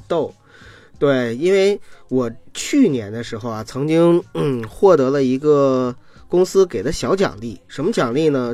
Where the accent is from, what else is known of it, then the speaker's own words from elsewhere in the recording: Qiqihar, Heilongjiang, China; now in Beijing, China; 我们老家吃那个齐齐哈尔 barbecue